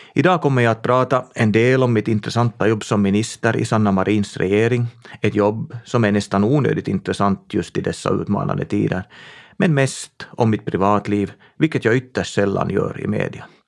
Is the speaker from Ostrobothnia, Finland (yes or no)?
no; Tenala, Uusimaa, Finland; Min hembygd är Tenala i västra Nyland. Där är jag född och uppvuxen på en bondgård